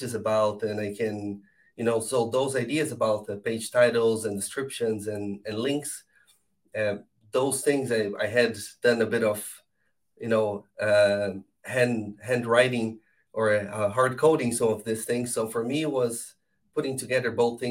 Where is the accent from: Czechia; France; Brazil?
Brazil; moved away as an adult; also born or lived in Argentina / Netherlands; now in Ireland; I'm from Brazil, and I started jumping countries. I did a bit of SEO in Argentina, and then I did a few years in Holland, and the last 6 years I've been in Ireland.